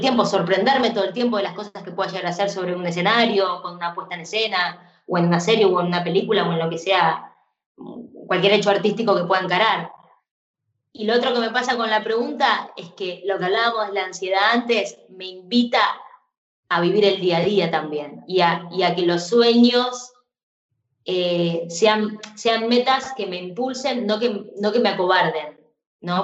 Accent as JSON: {"language": "Spanish", "country": "Argentina", "said": "como fan de la música pop siendo argentina"}